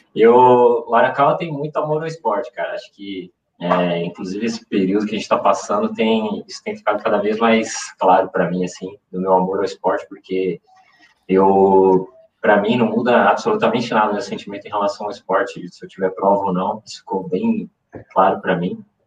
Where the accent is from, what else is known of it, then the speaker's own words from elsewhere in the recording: São Paulo, Brazil; now in Campinas, Brazil; eu moro em Campinas, mas eu, eu sou nascido em São Paulo